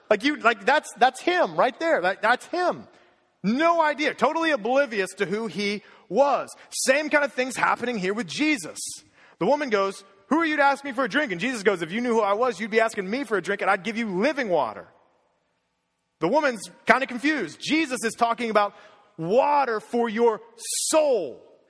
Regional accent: Cincinnati, Ohio, United States; I grew up in Cincinnati, Ohio

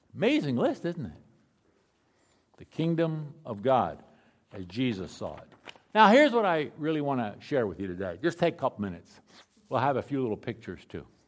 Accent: Philadelphia, Pennsylvania, United States; I grew up in Philadelphia.

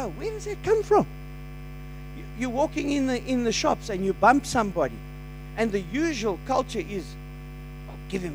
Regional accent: South Africa; as a South African

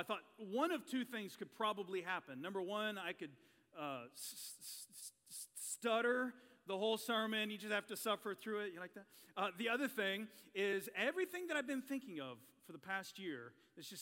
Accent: Chesnee, South Carolina, United States; I grew up in Chesney, South Carolina, which is about 3 hours west of here.

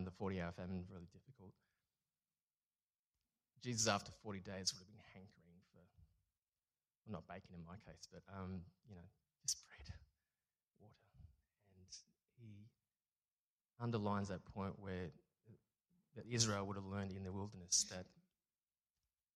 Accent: Singapore; also born or lived in France / Canberra, Australia; now in Melbourne, Australia; I was born in Singapore from Chinese parents

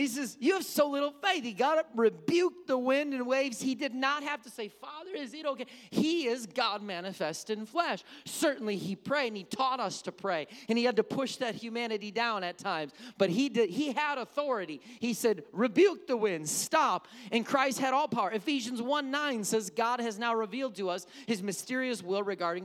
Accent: Wisconsin, United States; I come from Wisconsin.

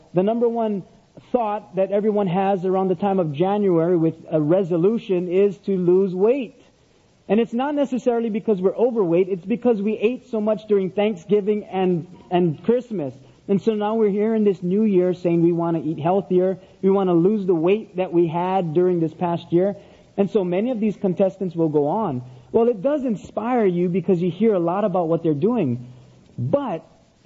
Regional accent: Oahu, Hawaii, United States; now in Big Island, Hawaii, United States; I grew up on Oahu, the island of Oahu, and then moved up to the Big Island where I now live.

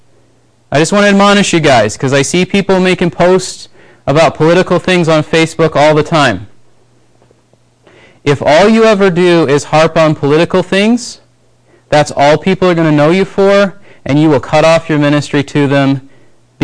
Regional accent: United States; we grew up in the United States

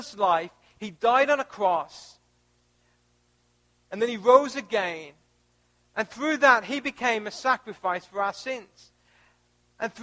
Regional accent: United Kingdom; moved away as an adult; also born or lived in Missouri, United States; now in United States; I was born in the UK. I was raised in the UK. And at the age of 25, I moved to the United States

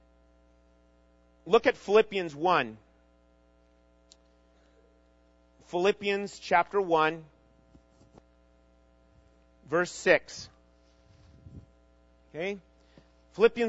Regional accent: Minnesota, United States; moved away; I grew up in Minnesota.

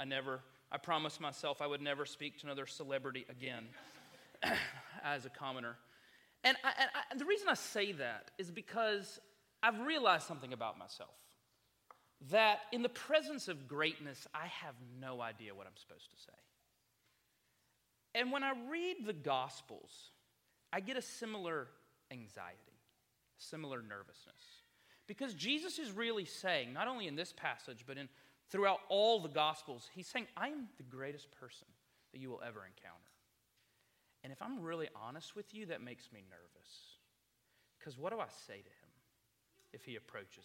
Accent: South Carolina, United States; I'm from South Carolina

